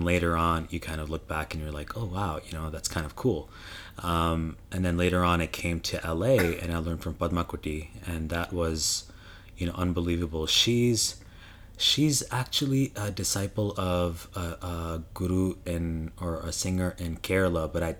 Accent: Ottawa, Ontario, Canada; when I grew up in Canada, in Ottawa, Canada, I learned from Janani Ganesh

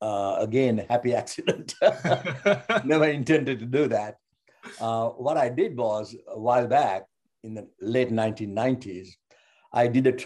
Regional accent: Sri Lanka; moved away; I'm from Sri Lanka.

